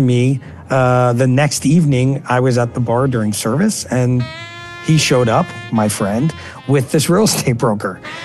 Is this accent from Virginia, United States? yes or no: no; New York City, New York, United States; now in Los Angeles, United States; I grew up in New York City. Brooklyn, New York, to be exact.